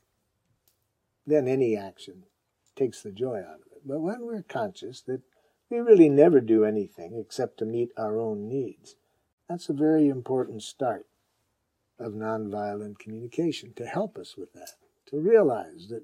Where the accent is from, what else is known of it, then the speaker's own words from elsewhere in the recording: Detroit, Michigan, United States; Growing up in Detroit